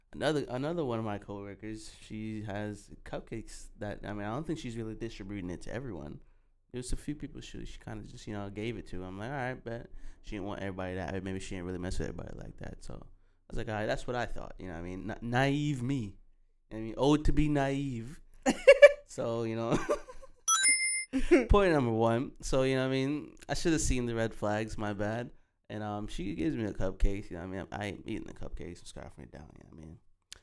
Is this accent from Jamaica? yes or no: yes; Jamaica; I don't know, man, because we're Jamaican, so, you know, we come different when it comes to food.